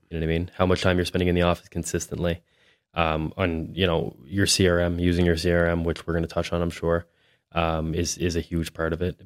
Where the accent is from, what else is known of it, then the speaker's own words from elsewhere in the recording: Hampton, New Brunswick, Canada; also born or lived in Miramichi, New Brunswick / Moncton, New Brunswick; now in Fredericton, Canada; I'm from Hampton, New Brunswick. which is just, I spent the majority of my youth in Hampton